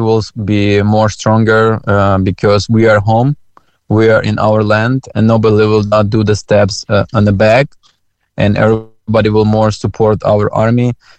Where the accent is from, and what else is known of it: Ukraine; also born or lived in Uzhhorod, Ukraine